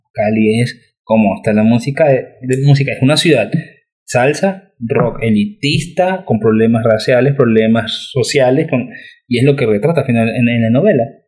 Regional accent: Guayaquil, Guayas, Ecuador; moved away; also born or lived in Lima; los dos nacimos en Guayaquil

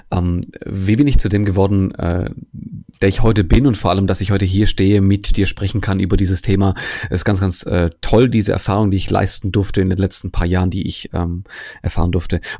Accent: Germany; weil ich als Grieche bin hier in Deutschland aufgewachsen

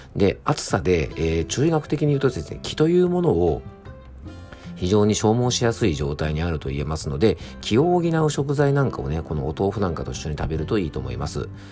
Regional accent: Yamanashi, Japan; 僕の地元のね、ラジオ局 YBS ラジオという放送局

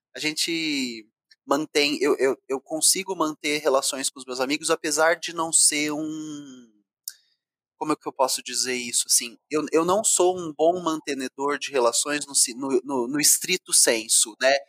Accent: Ribeirão Preto, São Paulo, Brazil; moved away; also born or lived in Rio de Janeiro; Eu sou do interior de São Paulo, nasci em Ribeirão Preto

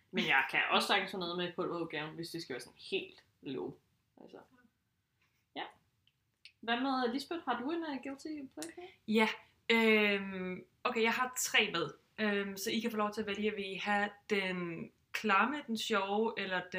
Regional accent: Southern Jutland, Southern Denmark, Denmark; Jeg er sønderjyde, så jeg er jo vokset op med det.

